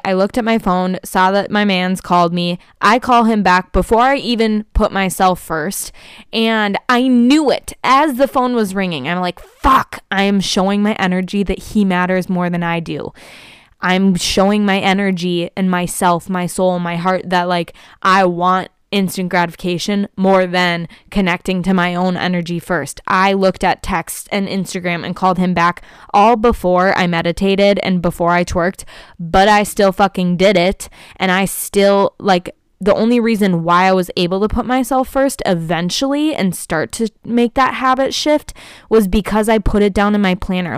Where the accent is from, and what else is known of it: Prior Lake, Minnesota, United States; born or raised there